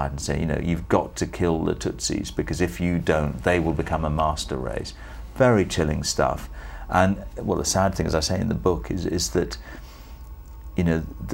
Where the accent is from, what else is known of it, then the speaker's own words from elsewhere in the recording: Sri Lanka; moved away; Sri Lanka, Ceylon as it was then